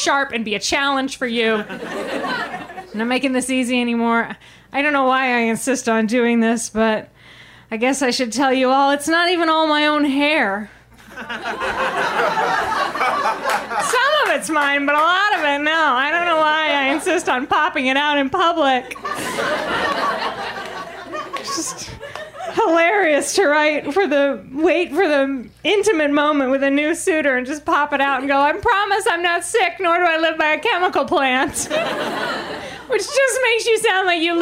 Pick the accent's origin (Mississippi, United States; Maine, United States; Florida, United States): Maine, United States; moved away; I grew up in Maine, and Mainers aren't a very vain people.